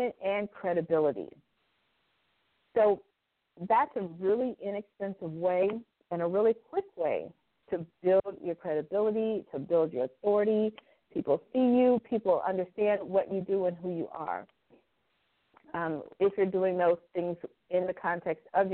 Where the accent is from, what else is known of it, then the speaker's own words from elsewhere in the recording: Indianapolis, Indiana, United States; came to my hometown, Indianapolis